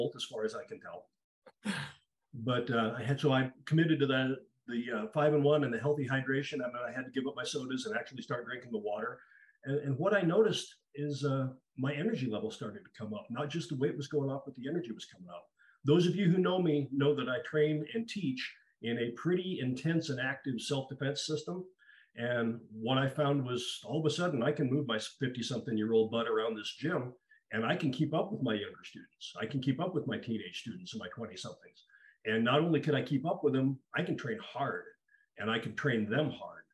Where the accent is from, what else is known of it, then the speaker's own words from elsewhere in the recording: Eastern Idaho, United States; I was born in Eastern Idaho. I'm actually from Spud country